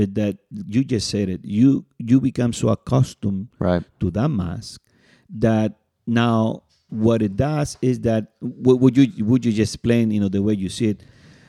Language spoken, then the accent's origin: English; California, United States; And you know, we are in the Bay Area for the people that listen, maybe in New York and Miami, but we are from the Bay Area.